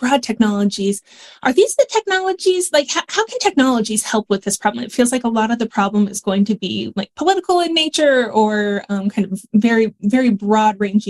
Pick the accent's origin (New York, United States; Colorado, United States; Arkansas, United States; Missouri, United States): Colorado, United States; Denver; I'm from Denver